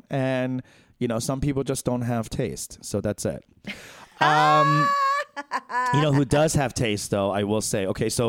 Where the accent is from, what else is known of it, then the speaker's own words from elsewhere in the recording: South Africa; I'm from South Africa. We do it differently.